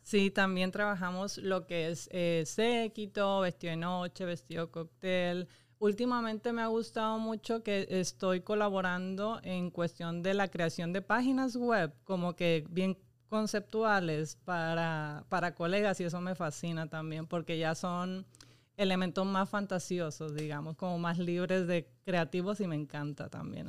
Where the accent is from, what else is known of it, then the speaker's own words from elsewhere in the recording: Mexico; now in Puerto Rico; Yo soy mexicana